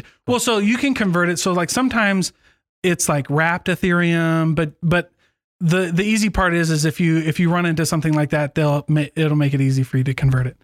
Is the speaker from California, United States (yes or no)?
no; Iowa, United States; moved away; my hometown in Iowa